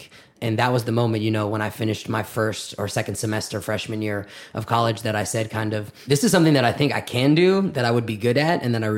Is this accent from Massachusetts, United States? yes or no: yes; Belmont, Massachusetts, United States; I grew up in Belmont, Massachusetts, the suburbs of Boston. My father is a Reform rabbi out in Belmont